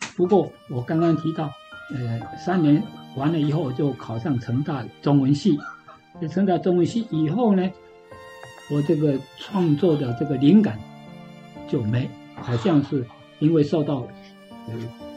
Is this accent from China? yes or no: no; Yongjing, Changhua County, Taiwan; moved away as an adult; also born or lived in Japan; 那永靖就是我的故乡啊，我也在永靖国校